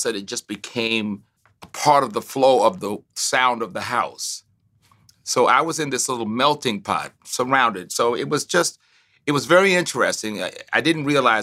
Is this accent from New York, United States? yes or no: no; Tuskegee, Alabama, United States; moved away; I grew up on a university campus. I grew up on Tuskegee.